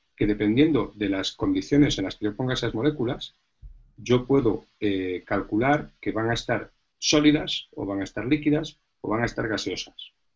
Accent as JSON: {"language": "Spanish", "region": "Galicia", "country": "Spain", "moved": "yes", "lives_now": "Madrid, Spain", "said": "yo antes que físico soy gallego"}